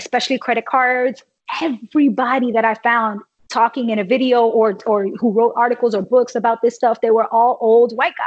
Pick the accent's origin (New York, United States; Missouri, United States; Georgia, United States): New York, United States; New York City; I grew up in New York City.